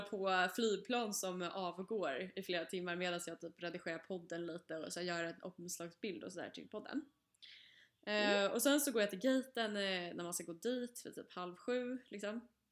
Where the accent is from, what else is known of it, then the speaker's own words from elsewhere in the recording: Stockholm area, Stockholm County, Sweden; moved away; vi har ju bott, eh, med pendeltågsavstånd till stan